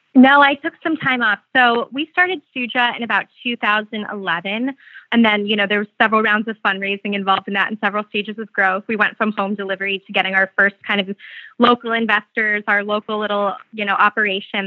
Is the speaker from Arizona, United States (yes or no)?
yes; Phoenix, Arizona, United States; I'm from Phoenix